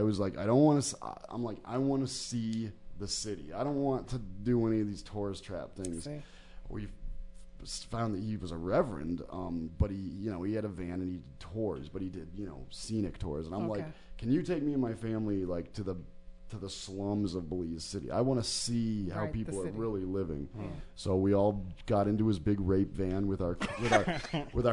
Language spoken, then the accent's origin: English; United States; as an American